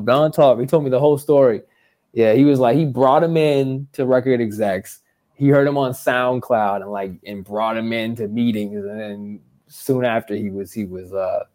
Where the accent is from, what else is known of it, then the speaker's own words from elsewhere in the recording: Boston, Massachusetts, United States; I'm from the East Coast and also I have family in New York and I'm from Boston